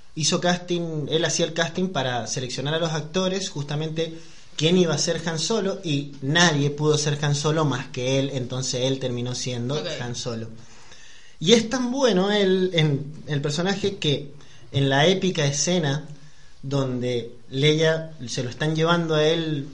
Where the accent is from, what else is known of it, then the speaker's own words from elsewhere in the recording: San Juan, Argentina; soy de San Juan